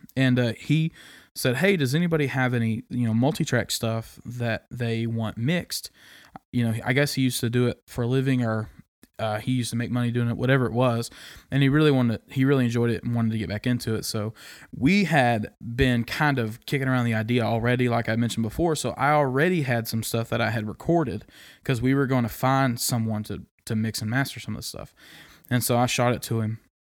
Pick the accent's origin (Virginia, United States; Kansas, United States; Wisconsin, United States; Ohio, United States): Kansas, United States; moved away as an adult; now in East Tennessee, United States; loved growing up there